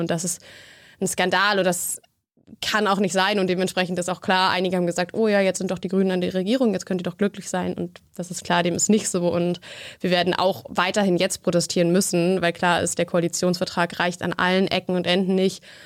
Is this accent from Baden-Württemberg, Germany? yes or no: no; Berlin, Germany; ich komme aus Berlin